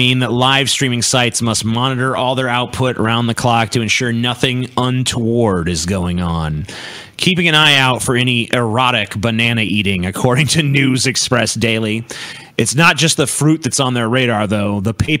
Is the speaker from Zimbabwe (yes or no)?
no; Australia; I'm an Australian Muslim conservative.